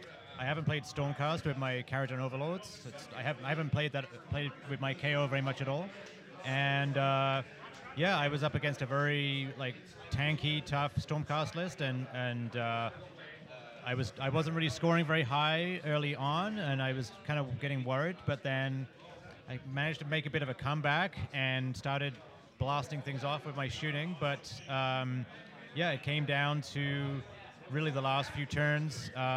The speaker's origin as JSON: {"language": "English", "town": "North Vancouver", "region": "British Columbia", "country": "Canada", "said": "I'm from North Vancouver, Canada."}